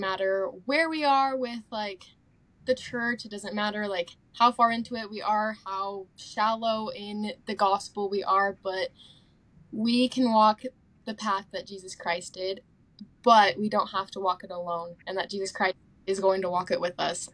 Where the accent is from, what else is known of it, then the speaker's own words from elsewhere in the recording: Tooele, Utah, United States; moved away as an adult; also born or lived in Spokane, Washington; now in Rexburg, United States; I'm from Tooele, Utah